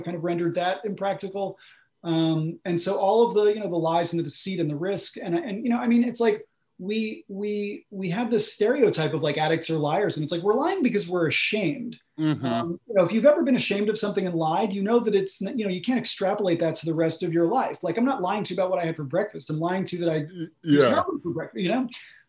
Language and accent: English; United States; I grew up just outside of New York City in a, you know, middle-class suburb